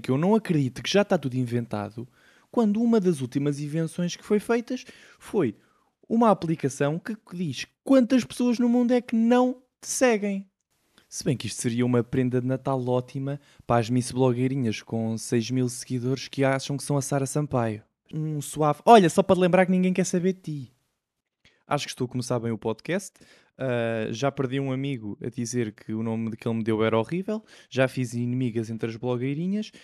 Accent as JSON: {"language": "Portuguese", "country": "Portugal", "said": "como bom tuga que sou"}